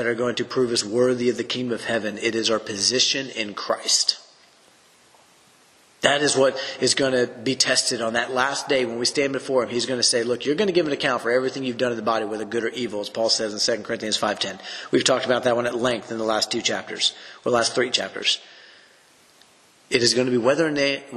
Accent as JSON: {"language": "English", "area": "the Bible Belt", "region": "the South", "country": "United States", "tie": "born or raised there", "said": "growing up in the South in the Bible Belt"}